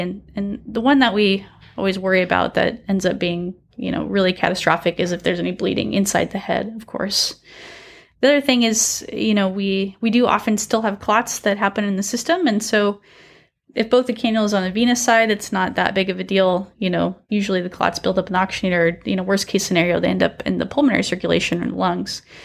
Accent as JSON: {"language": "English", "town": "Salem", "region": "Oregon", "country": "United States", "also_born_or_lived": "Michigan", "moved": "yes", "lives_now": "Fresno, United States", "said": "I am from Salem, Oregon, originally."}